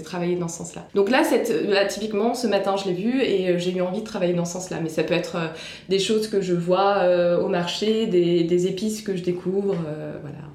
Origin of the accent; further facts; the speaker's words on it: France; en tant que bonne française